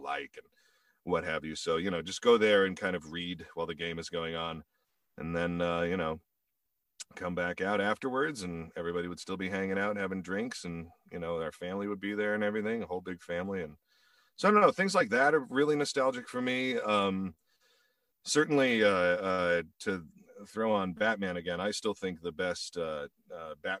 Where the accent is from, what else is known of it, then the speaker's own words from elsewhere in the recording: Indiana, United States; moved away as an adult; also born or lived in Chicago, Illinois / South Bend, Indiana; now in California, United States; I'm originally from Indiana.